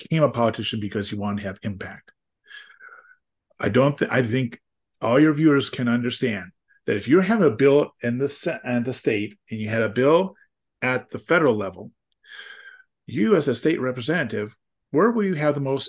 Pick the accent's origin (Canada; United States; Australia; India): United States; Wisconsin; my home state is Wisconsin